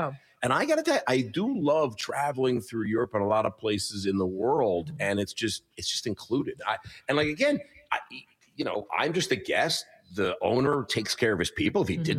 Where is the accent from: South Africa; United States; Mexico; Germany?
United States; Short Hills, New Jersey; now in New York, United States; I moved to New York. I was from Short Hills, New Jersey, Millburn, New Jersey, that neck of the woods.